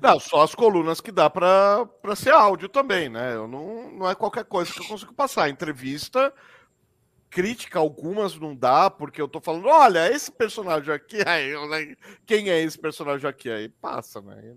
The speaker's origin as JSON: {"language": "Portuguese", "country": "Brazil"}